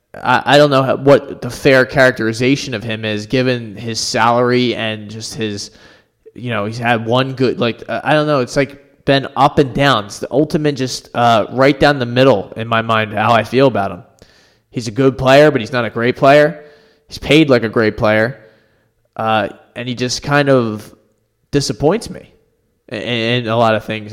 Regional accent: Philadelphia, Pennsylvania, United States; as a Philadelphian and a true blue Flyers fan

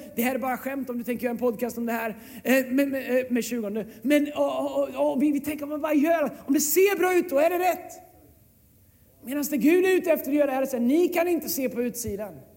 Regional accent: Sweden; oss svenskar

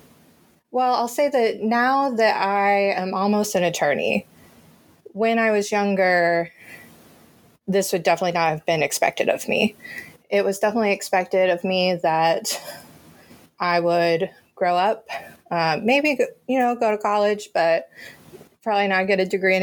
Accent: Virginia, United States; moved away as an adult; also born or lived in North Carolina; now in Chicago, United States; I did grow up in Virginia

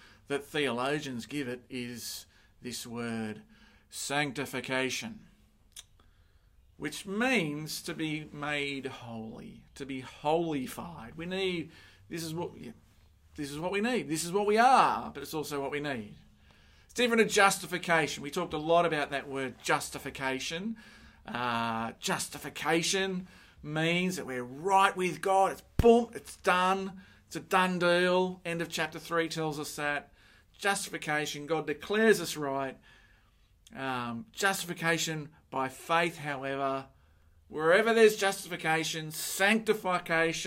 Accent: Sydney, New South Wales, Australia; I grew up in Mount Druitt

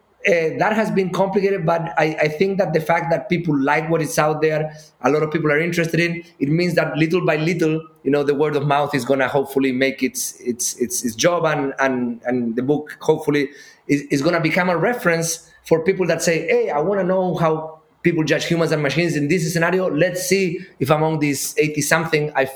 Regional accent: Chile; moved away; I grew up in Chile

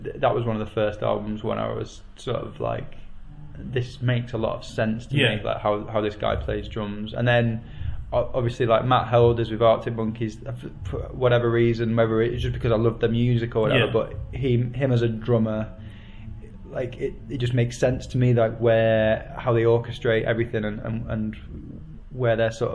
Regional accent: Warrington, North West England, United Kingdom; I grew up in Warrington, which is, and then the stock answer that follows that is it's in between Manchester and Liverpool.

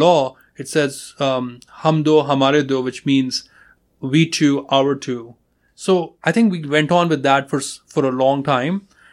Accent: India; moved away as an adult; my first name gives it away that I'm, uh, I'm from India

